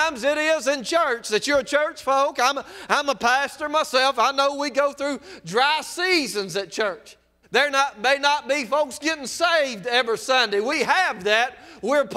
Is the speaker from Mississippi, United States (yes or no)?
yes; South Mississippi, United States; I'm from South Mississippi